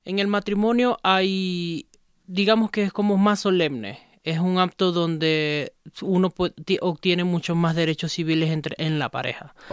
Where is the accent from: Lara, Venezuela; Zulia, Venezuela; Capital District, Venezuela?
Zulia, Venezuela; Maracaibo; now in Ecuador; De Venezuela, de Maracaibo, Estado Zulia